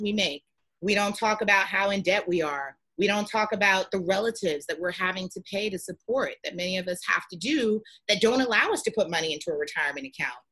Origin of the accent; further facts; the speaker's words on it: New York City, New York, United States; growing up in the Bronx